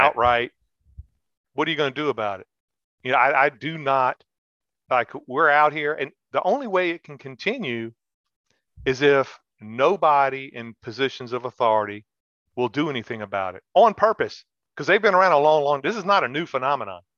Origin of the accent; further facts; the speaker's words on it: United States; we're Americans